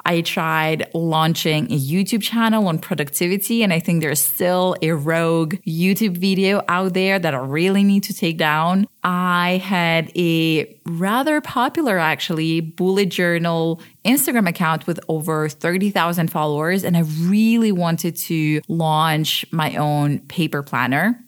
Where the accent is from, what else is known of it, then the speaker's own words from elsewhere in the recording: Switzerland; moved away as an adult; also born or lived in Ukraine / London, United Kingdom; I was born in Ukraine, but I grew up in Switzerland, where I live now